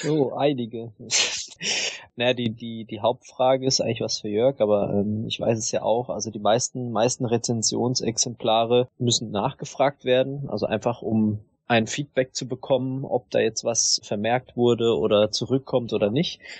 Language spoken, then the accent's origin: German; Southern Germany, Germany; ich bin halt aus dem Süden